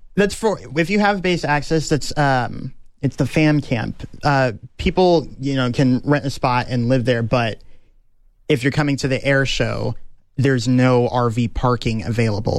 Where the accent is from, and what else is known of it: Austin, Texas, United States; born or raised there; also born or lived in Okinawa, Japan